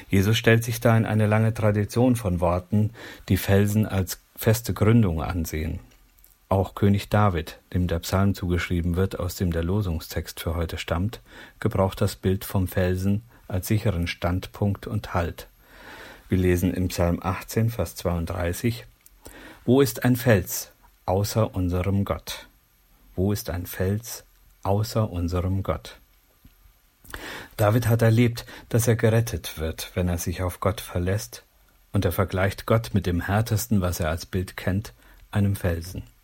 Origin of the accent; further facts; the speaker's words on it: Gnarrenburg, Lower Saxony, Germany; In meiner alten Heimat Gnadenburg gab es ein Baugebiet im Moor